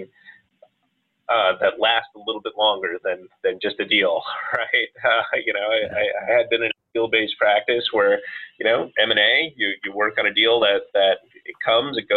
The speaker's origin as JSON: {"language": "English", "town": "Yonkers", "region": "New York", "country": "United States", "tie": "born or raised there", "also_born_or_lived": "Bronx, New York", "moved": "as an adult", "lives_now": "Washington, D.C., United States", "said": "I'm originally from New York, born in the Bronx, grew up in Yonkers, went to high school upstate"}